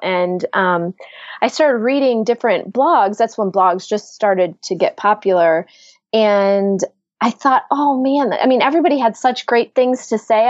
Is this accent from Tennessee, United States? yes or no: no; Ann Arbor, Michigan, United States; I am from Michigan, right outside of Ann Arbor, Michigan.